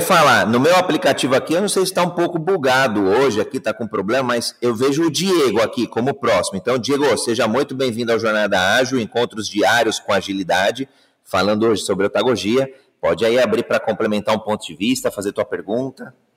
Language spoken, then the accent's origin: Portuguese; Brazil; Eu sou brasileiro